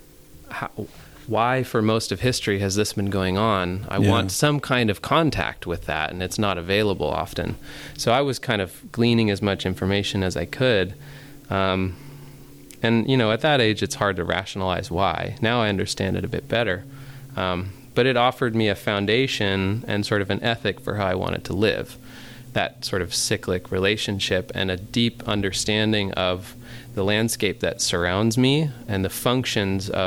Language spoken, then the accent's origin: English; Ojai, California, United States; also born or lived in Huntington Beach, California; I grew up in Ojai, and it's a very, like, sort of New Age spiritual bubble